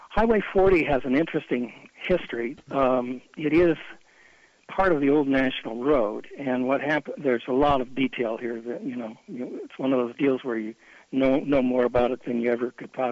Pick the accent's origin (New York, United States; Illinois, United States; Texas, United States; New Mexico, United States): Illinois, United States; Decatur; moved away as an adult; now in Denver, United States; I grew up on Route 36 in Decatur, Illinois, which runs right the highway runs right through town.